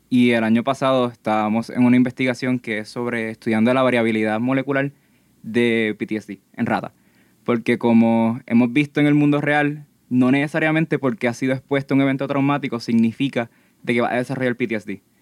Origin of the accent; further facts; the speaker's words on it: Gurabo, Puerto Rico; yo soy del pueblo de Gurabo, estoy estudiando en el Colegio Radiance y actualmente estoy en la Escuela Superior.